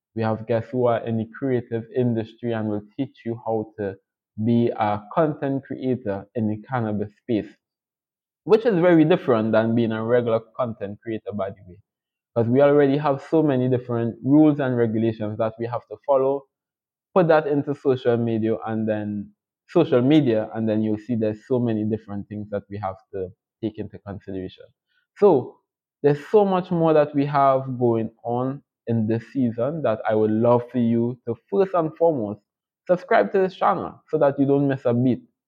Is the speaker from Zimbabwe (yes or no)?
no; Trinidad & Tobago; I'm from the beautiful twin island states of Trinidad and Tobago